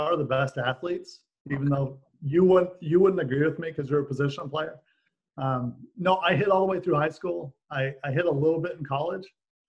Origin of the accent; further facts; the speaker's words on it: Glendale, California, United States; also born or lived in Utah; I grew up in Glendale, California. So it's a suburb of LA. And my parents, my dad, still lives in the same house I grew up in.